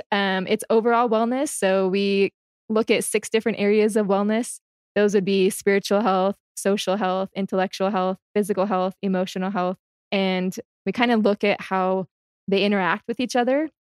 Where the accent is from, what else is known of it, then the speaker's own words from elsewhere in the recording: Washington, United States; moved away as an adult; also born or lived in Delaware / Maryland / Louisiana; now in Utah, United States; I'm from Washington State.